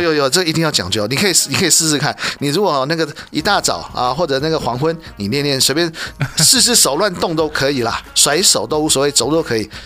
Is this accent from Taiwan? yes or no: no; China; 我们中国人